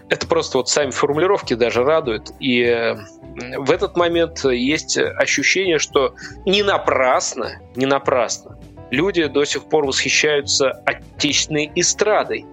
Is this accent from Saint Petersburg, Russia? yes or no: no; Nizhny Novgorod, Nizhny Novgorod Oblast, Russia; moved away as an adult; now in Moscow, Russia; Я жил до того, как переехал в Москву, в Нижнем Новгороде. Это моя малая родина, и я там прожил большую часть своей жизни